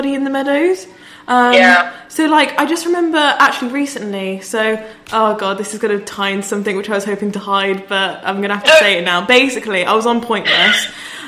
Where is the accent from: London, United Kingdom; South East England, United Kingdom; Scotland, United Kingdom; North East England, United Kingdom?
Scotland, United Kingdom; Edinburgh; I was from Edinburgh